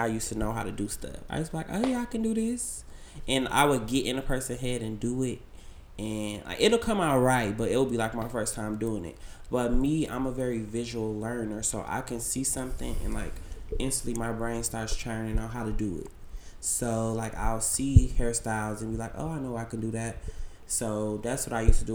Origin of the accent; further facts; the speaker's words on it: Chicago, Illinois, United States; also born or lived in Wisconsin; now in Atlanta, United States; I'm from Chicago, but I started doing hair because I lived in Wisconsin